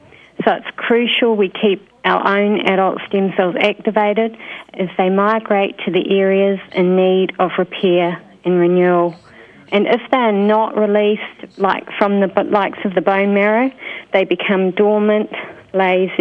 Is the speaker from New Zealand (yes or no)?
yes; New Zealand; moved away as an adult; also born or lived in United Kingdom / Queensland, Australia; I worked in New Zealand, which is my home country